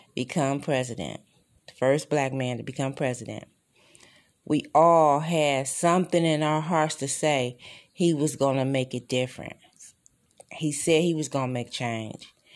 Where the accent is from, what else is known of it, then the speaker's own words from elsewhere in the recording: Detroit, Michigan, United States; I'm from Detroit